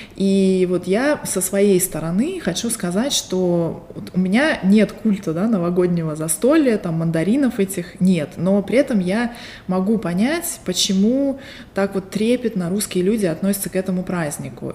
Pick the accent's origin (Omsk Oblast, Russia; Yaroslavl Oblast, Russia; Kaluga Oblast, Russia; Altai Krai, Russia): Altai Krai, Russia; Barnaul; now in Las Vegas, United States; Я родилась в Сибири, в городе Барнаул, а сейчас живу в Лас-Вегасе, штат Невада, и это моя вторая эмиграция